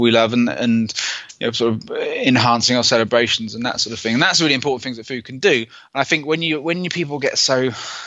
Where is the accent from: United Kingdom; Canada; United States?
United Kingdom; I'm British